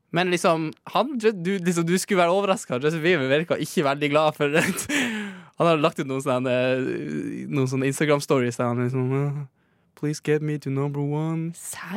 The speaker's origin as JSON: {"language": "Norwegian", "region": "Northern Norway", "country": "Norway", "accent": "Northern Norwegian", "moved": "yes", "lives_now": "Oslo, Norway", "said": "han er jo fra der jeg er fra"}